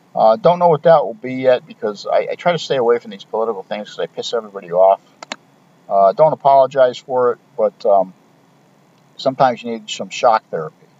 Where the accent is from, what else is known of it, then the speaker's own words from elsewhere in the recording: United States; we as American citizens